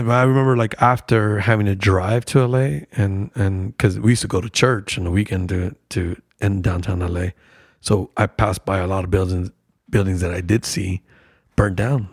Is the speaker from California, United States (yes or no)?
yes; Lynwood, California, United States; I grew up in Linwood, so it was like a suburb outside of L